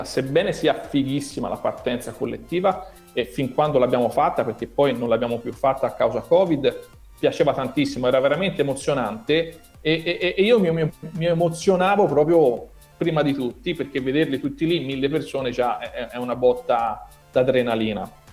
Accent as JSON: {"language": "Italian", "region": "Tuscany", "country": "Italy", "accent": "strongly Tuscan", "said": "Io sono toscano"}